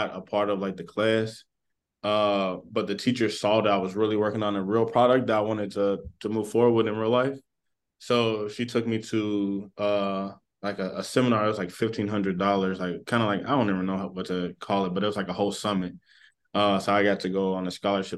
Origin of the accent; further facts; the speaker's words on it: Lexington, Kentucky, United States; also born or lived in Louisville, Kentucky / Ohio; I'm originally from Lexington, but I've been in this like region majority of my high school and below life.